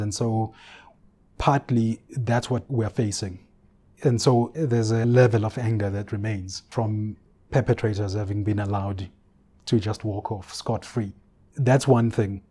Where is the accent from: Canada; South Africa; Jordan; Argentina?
South Africa; Ulundi, KwaZulu-Natal; I grew up in Ulundi, the capital of the Bandar Stat